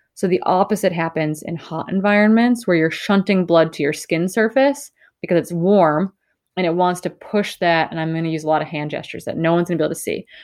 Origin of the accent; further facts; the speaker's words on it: northern Wisconsin, United States; I grew up in the Midwest. I grew up in northern Wisconsin